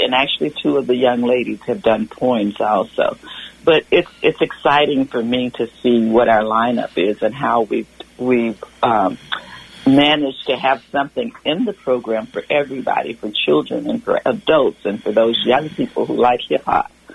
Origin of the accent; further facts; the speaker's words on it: Louisiana, United States; now in Petaluma, United States; I grew up in Louisiana